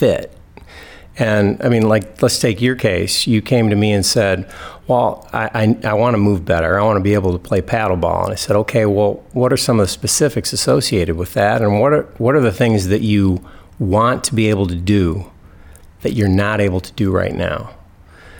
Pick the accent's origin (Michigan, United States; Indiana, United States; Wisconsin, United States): Michigan, United States; East Lansing; also born or lived in Oregon; I'm from East Lansing. I grew up here and went to East Lansing schools.